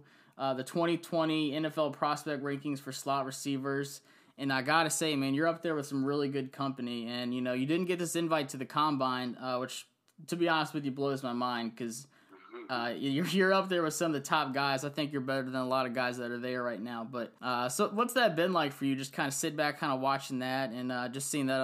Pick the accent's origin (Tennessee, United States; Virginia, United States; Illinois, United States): Virginia, United States; Central; I'm from Central Virginia.